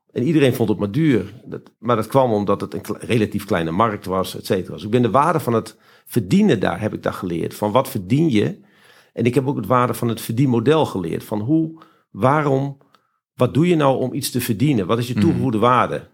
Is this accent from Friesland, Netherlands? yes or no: yes; Friesland, Netherlands; ik ben geboren en getogen in Friesland